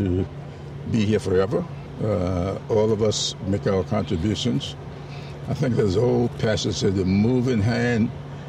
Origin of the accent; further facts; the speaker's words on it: South Carolina, United States; moved away as an adult; As many of you know, John and I met as 19-year-old college students. I came to Atlanta from South Carolina.